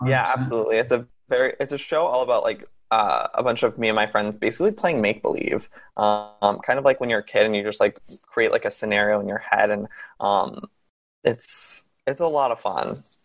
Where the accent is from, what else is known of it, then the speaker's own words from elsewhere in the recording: Massachusetts, United States; moved away as an adult; now in Los Angeles, United States; I grew up in Massachusetts until I was 19 years old, and then I packed up a car and drove cross country